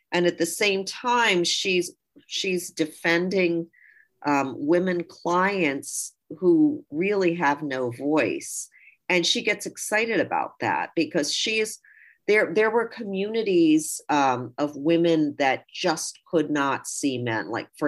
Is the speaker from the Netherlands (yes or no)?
no; United Kingdom; born there; I should mention that my father's from India, my mom's from Germany, I was born in Britain.